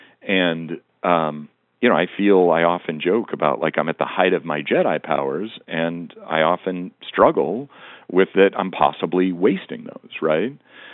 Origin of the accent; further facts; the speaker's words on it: Montana, United States; part of it is I grew up in Western Montana, and I grew up in both an era and a location where people, you know, you grew up with the top orders of business being a doctor and a lawyer.